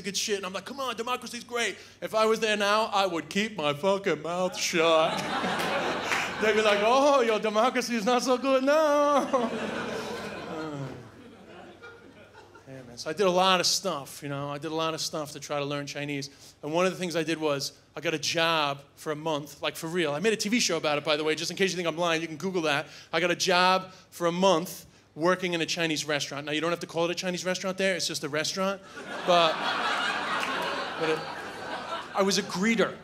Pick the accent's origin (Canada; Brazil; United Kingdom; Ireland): Ireland; also born or lived in New York / China; I'm from New York, I grew up in Ireland, but I actually spent 2 years living in China